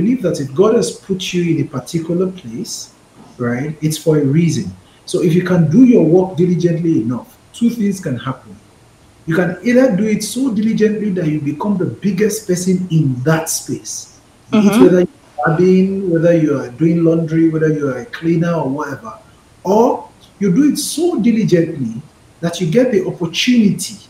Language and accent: English; Lagos, Nigeria; I'm from Lagos